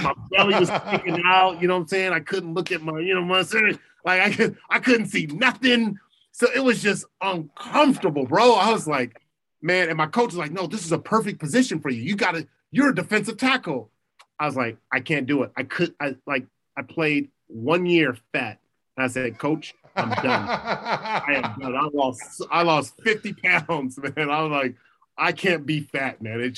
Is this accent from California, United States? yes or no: yes; Los Angeles, California, United States; I'm from Crenshaw, I'm from Crenshaw, I went to Crenshaw